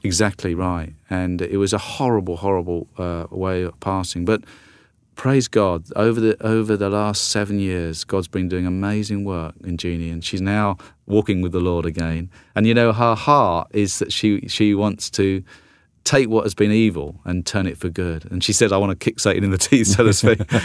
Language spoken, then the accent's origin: English; South Coast of England, United Kingdom; moved away as an adult; also born or lived in London; now in United States; grew up on the South Coast and then, and then in London for, for twenty-two years before coming over to, to the United States.